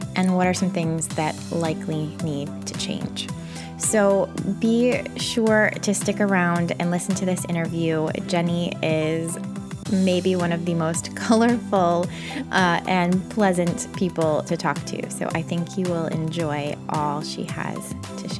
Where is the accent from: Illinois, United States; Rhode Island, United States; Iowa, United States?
Illinois, United States; Rockford; I'm from Rockford, right?